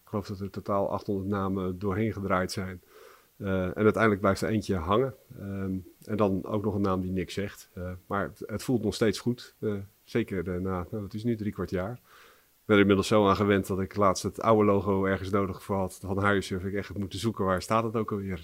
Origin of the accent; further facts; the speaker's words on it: Barendrecht, South Holland, Netherlands; also born or lived in Rotterdam; geboren in Rotterdam en opgegroeid in Barendrecht